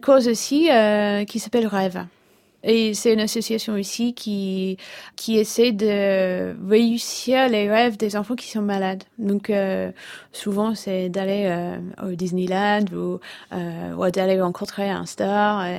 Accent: England, United Kingdom; French is a second language; moved away as an adult; now in Brittany, France; je suis anglaise, ça fait, ça fait je pense presque 12 ans que j'habite en Bretagne

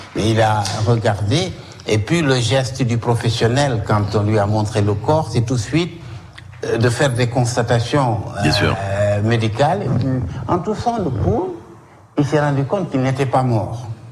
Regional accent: Saint-Louis, Senegal; moved away as an adult; also born or lived in Paris, France; now in Corsica, France; je suis originaire de Saint-Louis

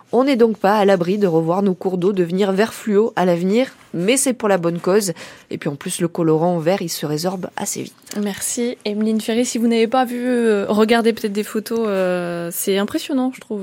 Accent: Berry, Centre-Val de Loire, France; chez nous en Berry

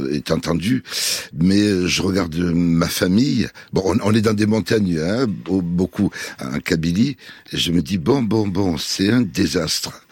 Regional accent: Palestine; Donc moi, je suis des Palestiniens sans l'avoir voulu.

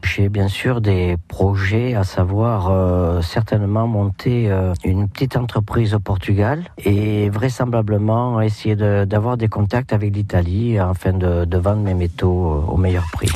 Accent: Saint-Sever, Nouvelle-Aquitaine, France; Je suis né à Saint-Sevé, élevé en liberté comme les poulets.

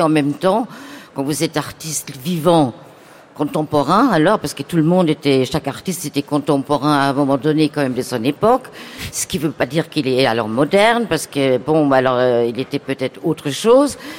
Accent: Germany; moved away; je viens d'Allemagne

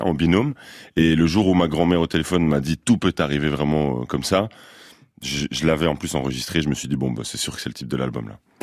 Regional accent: Brussels, Brussels-Capital Region, Belgium; moi je viens de Bruxelles.

